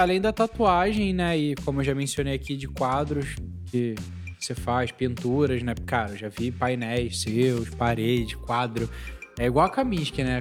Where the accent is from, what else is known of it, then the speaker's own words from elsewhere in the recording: Brazil; a gente é brasileiro